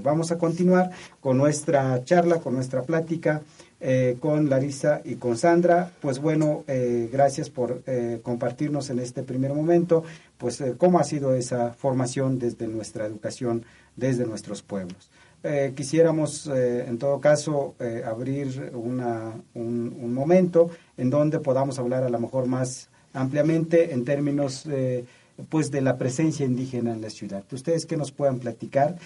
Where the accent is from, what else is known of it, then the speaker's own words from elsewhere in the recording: Mexico; como mexicanos